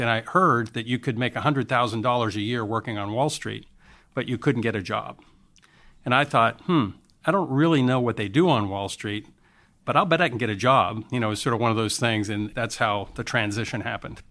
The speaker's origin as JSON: {"language": "English", "country": "United States", "said": "being an American."}